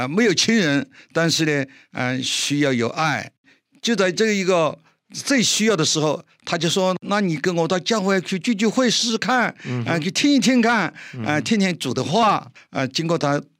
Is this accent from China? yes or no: yes; China; 对我们中国人说啊，不很合适，